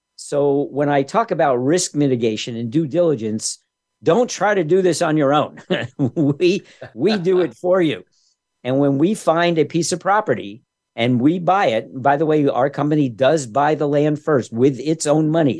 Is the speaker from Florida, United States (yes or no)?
no; New York, United States; When I was growing up in New York back in the '60s